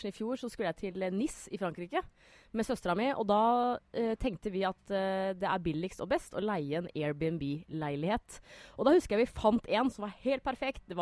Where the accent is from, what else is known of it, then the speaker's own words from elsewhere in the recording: Norway; Men som nordmann så tenker man sånn Spania, samme det vel. Er det februar, så er det bra vær.